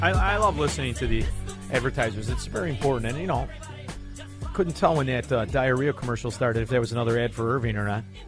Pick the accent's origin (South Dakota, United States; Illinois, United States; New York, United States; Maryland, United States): Illinois, United States; Melrose Park; moved away as an adult; also born or lived in Chicago, Illinois; now in Florida, United States; I grew up in Melrose Park.